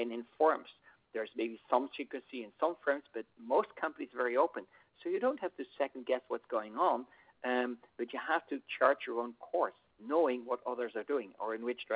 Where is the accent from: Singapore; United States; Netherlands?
Netherlands; today I am in my home country of the Netherlands